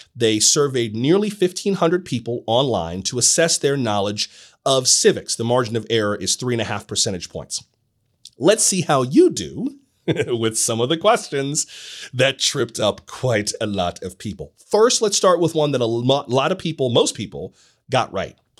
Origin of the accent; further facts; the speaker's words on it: Florida, United States; My home state of Florida